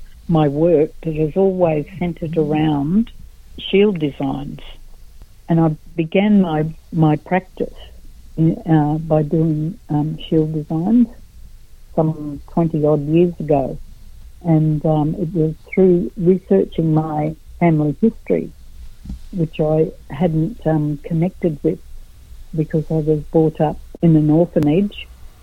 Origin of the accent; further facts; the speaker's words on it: Brisbane, Queensland, Australia; I was brought up down in Brisbane, actually. Yeah. I was born in Brisbane, raised in Brisbane.